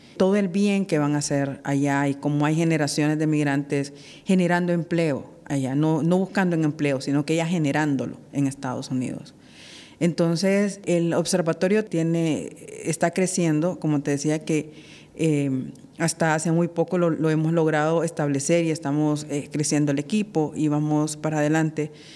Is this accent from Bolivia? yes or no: no; Honduras; somos los hondureños